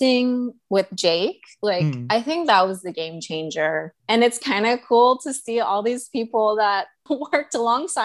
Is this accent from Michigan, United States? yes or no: no; Tucson, Arizona, United States; now in New York, United States; I grew up in Tucson, Arizona.